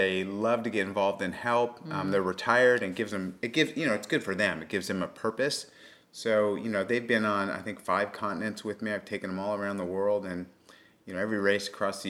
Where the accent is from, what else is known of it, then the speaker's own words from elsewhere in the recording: San Clemente, California, United States; also born or lived in Los Angeles; So I was born in L.A. and I was raised in Southern California, a place called San Clemente, which is a beach town in Orange County.